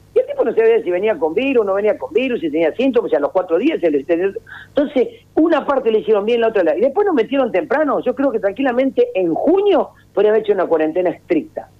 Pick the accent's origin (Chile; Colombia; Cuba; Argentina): Argentina; no somos así los argentinos